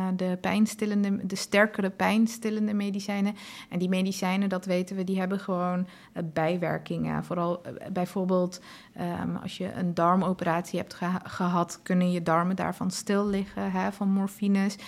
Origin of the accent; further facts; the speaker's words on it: Afghanistan; now in Netherlands; ik ben zelf ook geboren in Afghanistan en roots liggen daar.